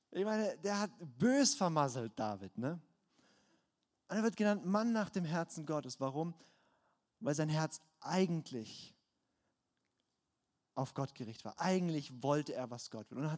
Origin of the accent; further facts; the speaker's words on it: Baden-Württemberg, Germany; ich komme aus dem Schwarzwald, ich kenne mich aus.